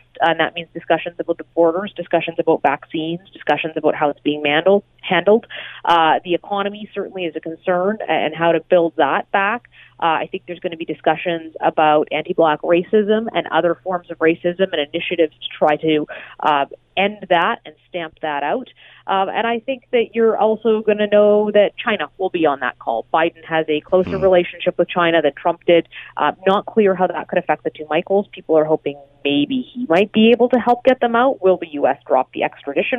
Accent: Alberta, Canada; I'm from Alberta

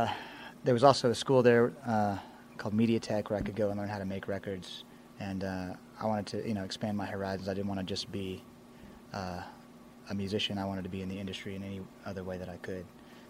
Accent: Tomball, Texas, United States; also born or lived in Austin, Texas; I grew up in Tomball, which is right outside of Houston, northwest Harris County. I moved to Austin right out of high school in about 2003 to start a band.

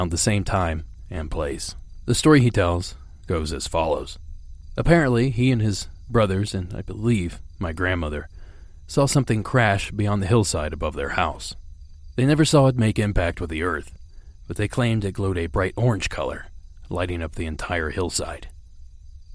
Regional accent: Ohio, United States; now in California, United States; my home state of Ohio

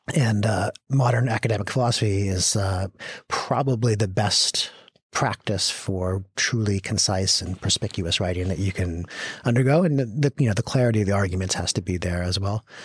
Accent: Victoria, British Columbia, Canada; I grew up in Victoria, British Columbia

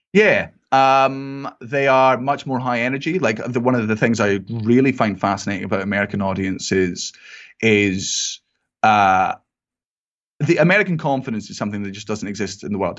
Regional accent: Scotland, United Kingdom; I'm Scottish

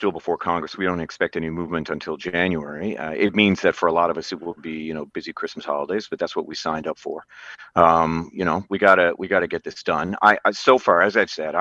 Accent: Newfoundland and Labrador, Canada; I grew up in Newfoundland, an island in the middle of the North Atlantic.

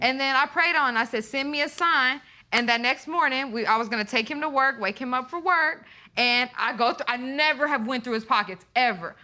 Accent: Tulsa, Oklahoma, United States; we're from Tulsa

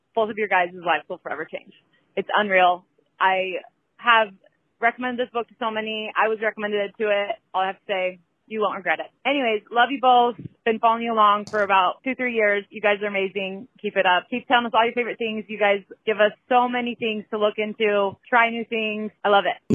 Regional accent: New Orleans, Louisiana, United States; moved away as an adult; now in Boston, United States; I'm from New Orleans, and I just moved up to Boston for grad school.

